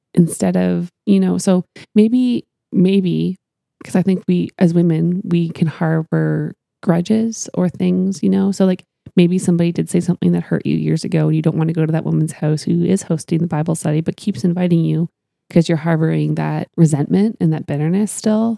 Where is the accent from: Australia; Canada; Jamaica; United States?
Canada; I'm from Canada